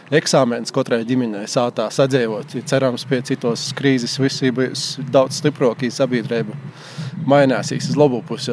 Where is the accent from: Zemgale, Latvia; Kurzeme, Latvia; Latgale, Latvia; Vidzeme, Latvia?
Latgale, Latvia; Viļāni; moved away as an adult; also born or lived in Rēzekne; now in Riga, Latvia; es esmu dzimis audzis Viljānos